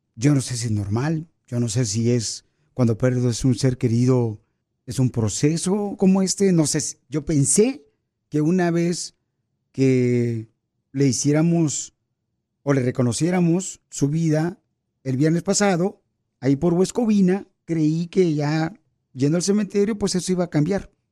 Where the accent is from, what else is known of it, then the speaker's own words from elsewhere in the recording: Michoacán, Mexico; now in United States; los michoacanos, pirisoteros, casi, casi somos americanos